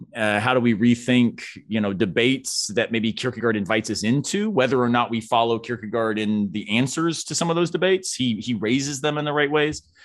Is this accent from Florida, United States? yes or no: yes; Florida, United States; moved away; growing up in Florida